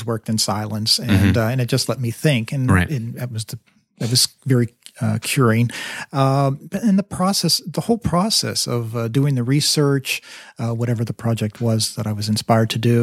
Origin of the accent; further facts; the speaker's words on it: Sewickley, Pennsylvania, United States; moved away; I actually have gone back to my hometown in Swickley, Pennsylvania, which is north of Pittsburgh